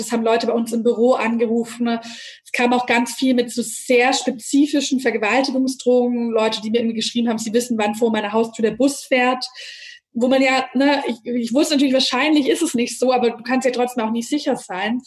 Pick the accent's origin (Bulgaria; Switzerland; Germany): Germany; Nürtingen, Baden-Württemberg; ich bin in Nürtingen aufgewachsen